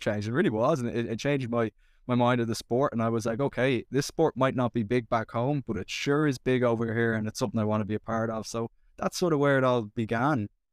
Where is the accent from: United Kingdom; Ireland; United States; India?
Ireland; Dublin, Leinster; growing up in Dublin